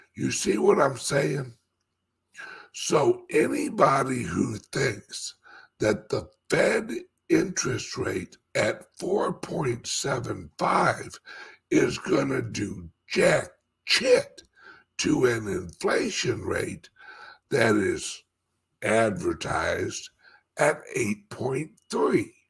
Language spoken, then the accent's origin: English; St. Louis, Missouri, United States; moved away as an adult; now in Florida, United States; St. Louis will always be my hometown.